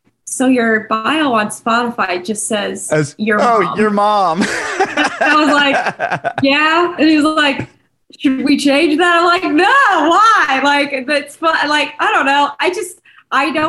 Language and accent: English; southern Illinois, United States; Grew up, born and raised in Illinois